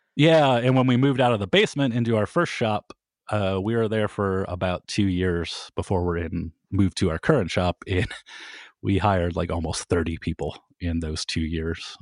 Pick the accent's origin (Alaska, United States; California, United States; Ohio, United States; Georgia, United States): Ohio, United States; Kent; I was from Kent